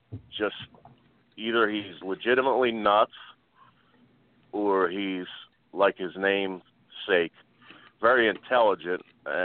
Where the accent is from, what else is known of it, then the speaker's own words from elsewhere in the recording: Philadelphia, Pennsylvania, United States; as a Philadelphian in Delaware County, Delco, hashtag Delco member, proud member